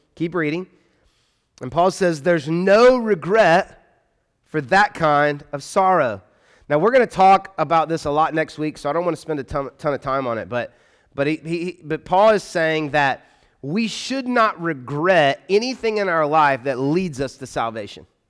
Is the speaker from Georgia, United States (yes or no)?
yes; Atlanta, Georgia, United States; accent: Southern; now in Louisville, United States; I grew up in Atlanta